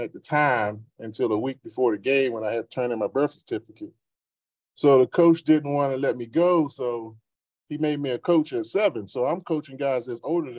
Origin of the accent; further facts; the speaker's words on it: Washington, District of Columbia, United States; I grew up in Southeast DC